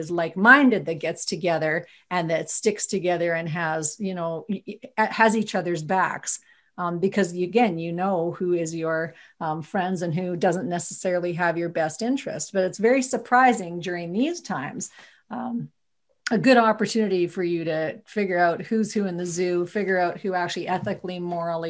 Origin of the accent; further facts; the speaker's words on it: Viking, Alberta, Canada; I'm from Viking, Alberta.